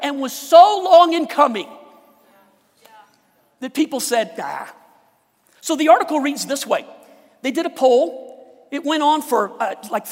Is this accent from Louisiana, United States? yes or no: yes; Louisiana, United States; now in Colorado, United States; I was born in Louisiana, right by the Gulf, where they get hurricanes